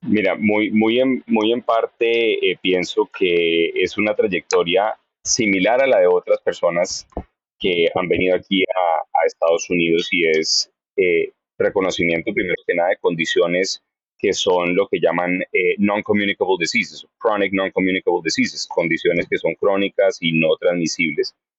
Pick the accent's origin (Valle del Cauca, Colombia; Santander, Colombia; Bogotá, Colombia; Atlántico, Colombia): Bogotá, Colombia; moved away as an adult; also born or lived in Cincinnati, Ohio / Texas / Florida; now in Hollywood, Florida, United States; Soy lo que llamarían rolo de puro Bogotá